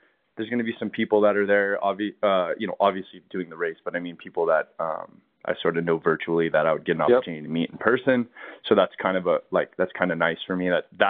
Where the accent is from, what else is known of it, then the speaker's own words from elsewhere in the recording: California, United States; now in Colorado, United States; in moving here to Colorado is, you know, growing up in California